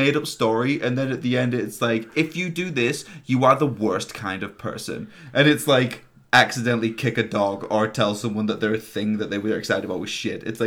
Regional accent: England, United Kingdom; now in Canada; I'm from England. It fucking rains all the time

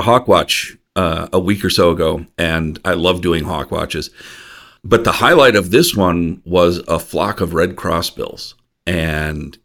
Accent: Iowa, United States; my home state

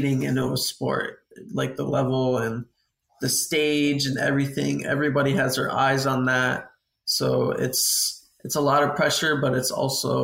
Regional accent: San Antonio, Texas, United States; I'm from San Antonio, Texas, training full time

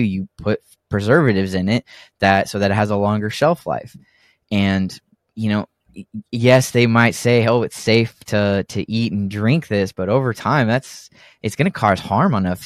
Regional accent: Texas, United States; also born or lived in Oregon; the rest has been in Texas

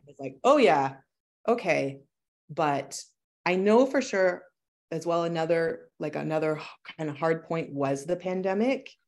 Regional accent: Kincardine, Ontario, Canada; moved away as an adult; also born or lived in Toronto; I started a small business in my hometown, Kincardine

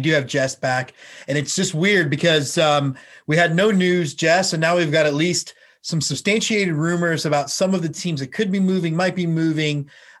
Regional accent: Texas, United States; And I think that coonskin cap ties enough into my identity as a Texan that it just grabbed me.

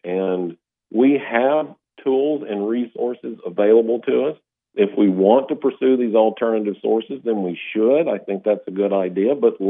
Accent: North Alabama, United States; where my hometown is, North Alabama.

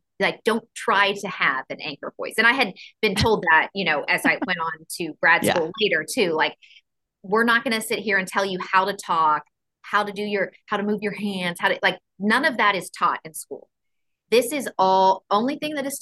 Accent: Houston, Texas, United States; moved away as an adult; also born or lived in Sarasota, Florida; now in Nashville, United States; I grew up in Houston

